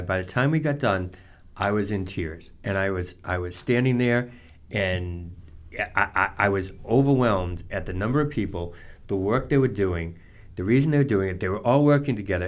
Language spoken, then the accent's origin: English; Norton, Massachusetts, United States; in my hometown Norton